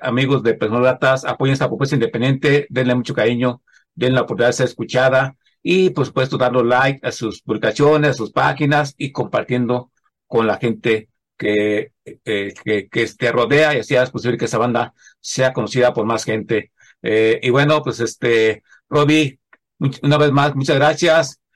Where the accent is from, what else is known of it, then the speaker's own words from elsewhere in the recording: central Mexico, Mexico; yo bueno, pues del centro de la República Mexicana